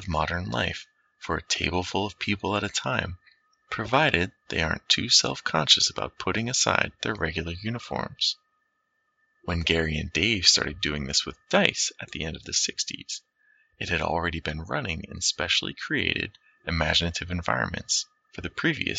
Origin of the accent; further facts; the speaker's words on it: South West England, United Kingdom; I grew up in Cornwall, far from the matrix that spawned D&D, while being confusingly close to the imagined source of its medievalish elements.